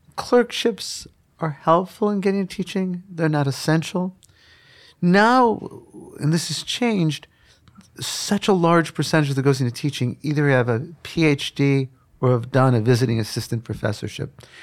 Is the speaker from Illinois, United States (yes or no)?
yes; Chicago, Illinois, United States; I grew up in Chicago on the South Side